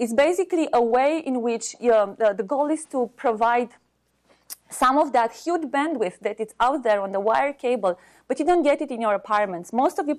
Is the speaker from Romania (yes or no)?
yes; Romania; now in United States; I'm originally from Romania